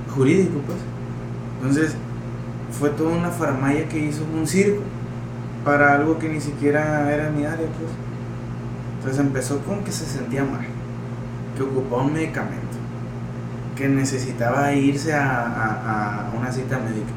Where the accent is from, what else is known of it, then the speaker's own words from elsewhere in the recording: Mexico; yo soy de la Guerrero